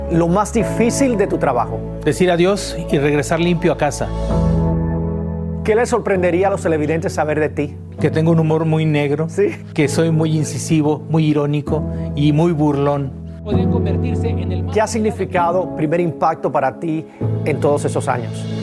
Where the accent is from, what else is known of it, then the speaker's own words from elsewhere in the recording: Mexico City, Mexico; ¿Dónde naciste? Ciudad de México.